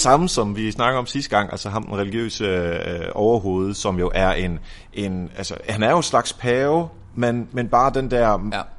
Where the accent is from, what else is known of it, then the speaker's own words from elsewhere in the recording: Denmark; vi er danskere